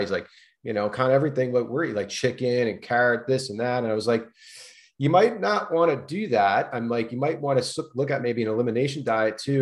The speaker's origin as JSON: {"language": "English", "region": "East Coast", "country": "United States", "tie": "born or raised there", "moved": "yes", "lives_now": "California, United States", "said": "I grew up on the East Coast"}